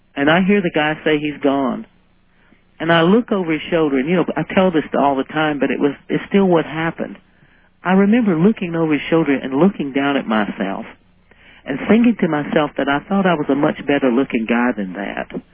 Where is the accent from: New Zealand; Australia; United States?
United States; South Carolina; I grew up in South Carolina